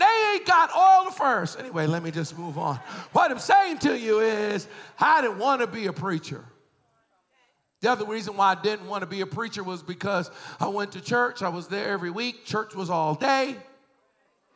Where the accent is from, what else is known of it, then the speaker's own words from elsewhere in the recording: Boston, Massachusetts, United States; I was raised in Boston.